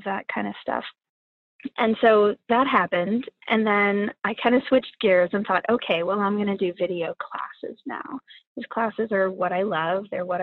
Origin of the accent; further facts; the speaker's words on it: Midwest, United States; now in Oakland, United States; where I grew up in the Midwest